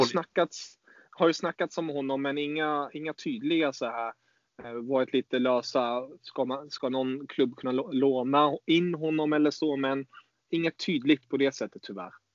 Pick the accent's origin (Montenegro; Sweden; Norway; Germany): Germany; jag som tysk